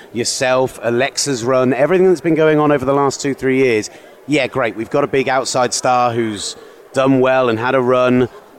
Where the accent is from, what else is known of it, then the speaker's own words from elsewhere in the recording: United Kingdom; we are British